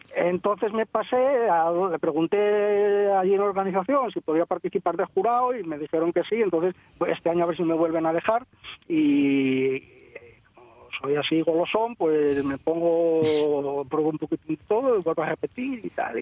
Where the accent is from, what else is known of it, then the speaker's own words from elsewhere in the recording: Asturias, Spain; somos todos asturianos